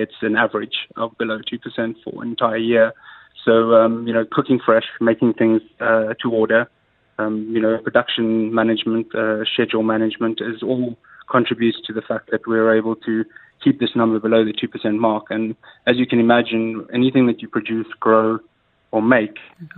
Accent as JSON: {"language": "English", "country": "South Africa", "tie": "born or raised there", "also_born_or_lived": "London", "moved": "as an adult", "lives_now": "Dubai, United Arab Emirates", "said": "growing up in South Africa"}